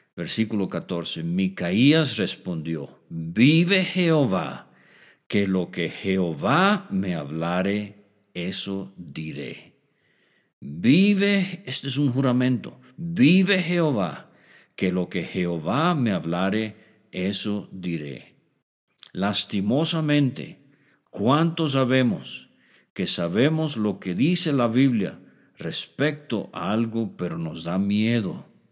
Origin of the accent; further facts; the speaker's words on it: Mexico; como decimos en México